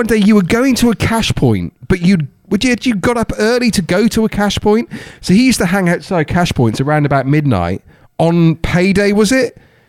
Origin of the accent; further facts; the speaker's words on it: Hereford, West Midlands, United Kingdom; moved away; also born or lived in Tenbury / Hull; So I went to TK Maxx in Hereford because I was back in my hometown at the time.